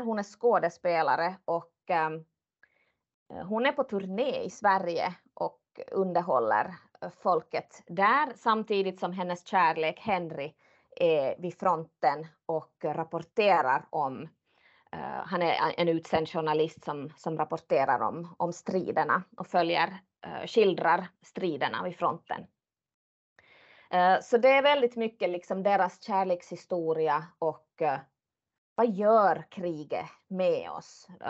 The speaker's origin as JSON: {"language": "Swedish", "country": "Finland", "said": "som finlandssvensk."}